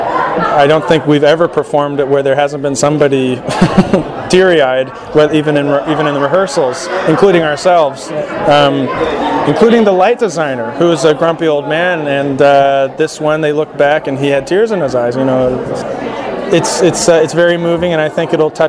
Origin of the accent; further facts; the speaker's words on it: Laguna Beach, California, United States; I was born and raised in Laguna Beach.